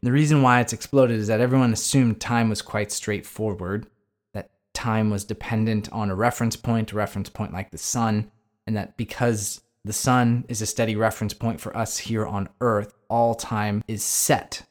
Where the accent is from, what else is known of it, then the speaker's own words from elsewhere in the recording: United States; as an American